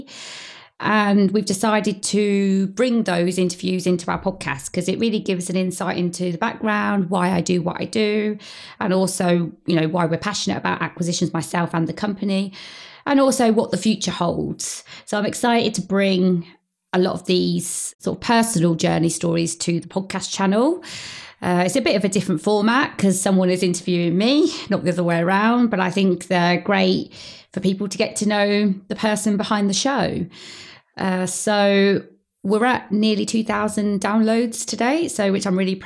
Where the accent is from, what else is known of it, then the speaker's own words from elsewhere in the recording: Peterborough, East of England, United Kingdom; I was born in Peterborough in Cambridgeshire. I've lived there all my life